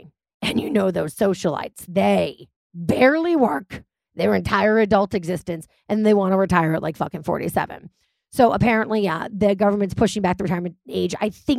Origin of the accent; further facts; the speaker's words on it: New York City, New York, United States; as a New Yorker